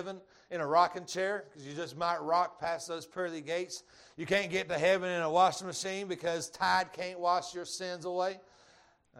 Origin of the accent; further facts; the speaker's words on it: Georgia, United States; accent: Georgia; My Georgia accent